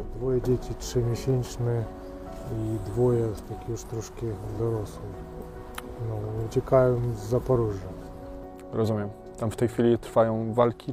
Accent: Ukraine; now in Poland; jestem Ukrainiec, który mieszka już tu ponad 30 lat

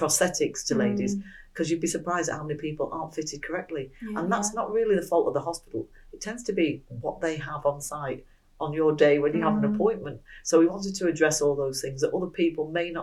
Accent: Manchester, North West England, United Kingdom; moved away as an adult; now in Midlands, United Kingdom; I'd moved from Manchester, as you can probably tell by my accent, to my ex-husband's job

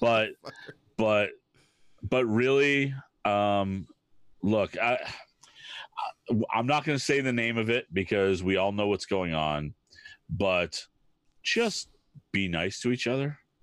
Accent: New Hampshire, United States; I grew up in New Hampshire

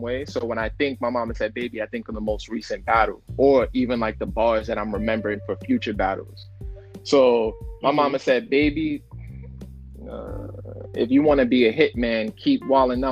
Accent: New York, United States; I'm from New York.

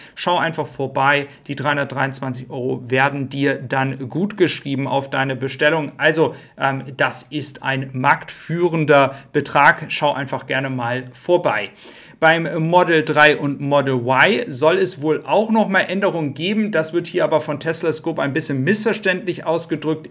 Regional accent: Flensburg, Schleswig-Holstein, Germany; ich bin gebürtiger Flensburger

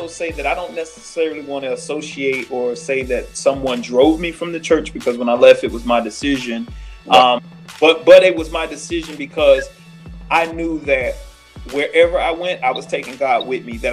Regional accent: Florida, United States; moved away; I'm from Florida

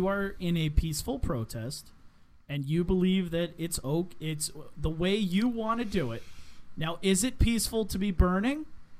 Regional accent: United States; as an American

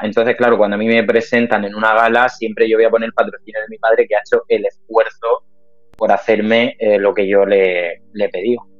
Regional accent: Cartagena, Region of Murcia, Spain; yo soy de Cartagena y aquí en Cartagena no puedes vivir de esto

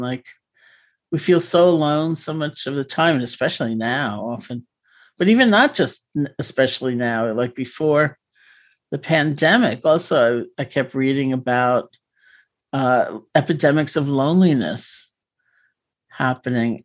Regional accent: New York City, New York, United States; I grew up in New York City

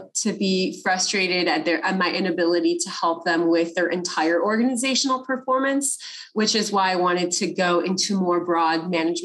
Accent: California, United States; I'm from California.

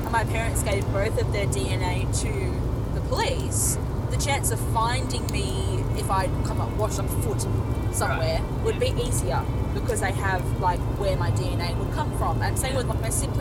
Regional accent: Australia; we're Australian

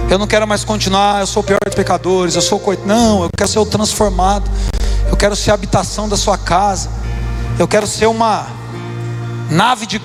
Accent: Brazil; born there; Eu sou católico por convicção. Nasci no Brasil, não tem religião, sou católico.

